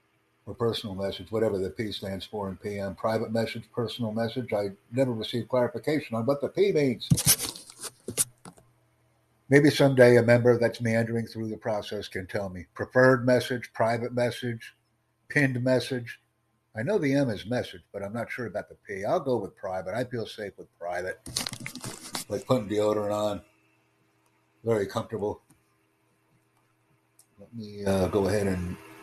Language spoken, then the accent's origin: English; United States; And of course, I'm from the United States and proud of the fact.